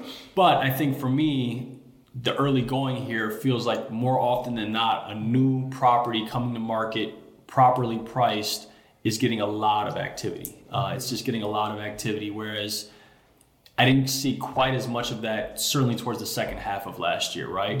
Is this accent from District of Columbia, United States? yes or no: no; Chicago, Illinois, United States; Born and raised in Chicago, so I grew up in Hyde Park